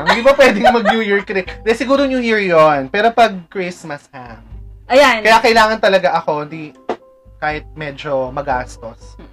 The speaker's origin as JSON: {"language": "Tagalog", "town": "Malabon", "region": "Metro Manila", "country": "Philippines", "said": "Di ba taga Malabon kami before?"}